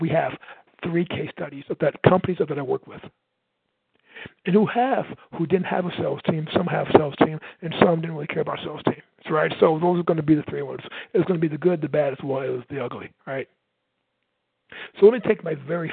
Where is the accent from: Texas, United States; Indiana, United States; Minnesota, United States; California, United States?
Indiana, United States; Michigan City; I'm from Michigan City, Indiana.